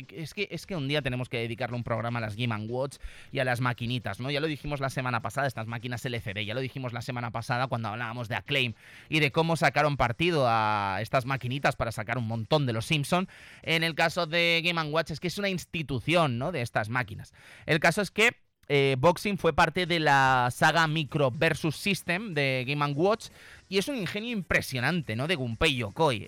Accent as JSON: {"language": "Spanish", "town": "Zaragoza", "region": "Aragon", "country": "Spain", "said": "los que somos de aquí de Zaragoza"}